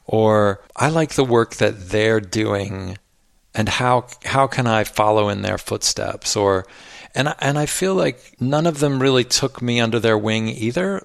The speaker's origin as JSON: {"language": "English", "town": "Cincinnati", "region": "Ohio", "country": "United States", "tie": "born or raised there", "also_born_or_lived": "Austin, Texas / Williamstown, Massachusetts", "moved": "yes", "said": "I grew up in Cincinnati, Ohio"}